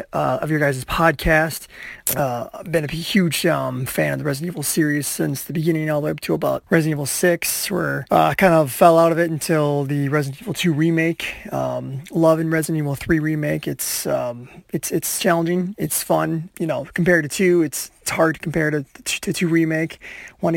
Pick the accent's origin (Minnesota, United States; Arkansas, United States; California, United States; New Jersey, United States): Minnesota, United States; I'm from Minnesota